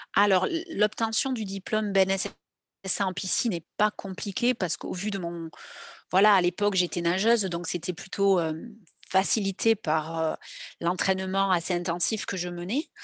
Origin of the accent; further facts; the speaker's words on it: Grenade-sur-l'Adour, Nouvelle-Aquitaine, France; also born or lived in Mont-de-Marsan; j'ai grandi à côté de Mont-de-Marsan, euh, dans un petit village à Grenade-sur-la-Dour